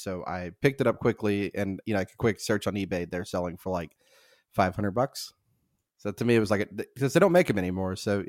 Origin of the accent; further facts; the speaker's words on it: Southern United States, United States; accent: southern; I don't know why I decided to just pick the polar opposite state of where I'm from, but I just hope that they think that my southern accent belongs to the state of New York